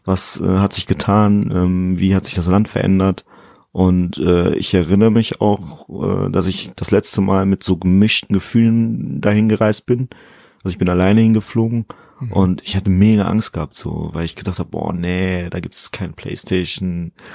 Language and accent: German; Germany; ich fühle mich halt auch als Deutscher, aber mit eben guineischen Wurzeln.